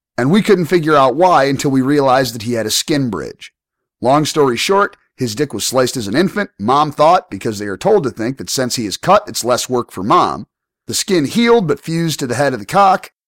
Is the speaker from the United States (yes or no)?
yes; United States; I'm obviously American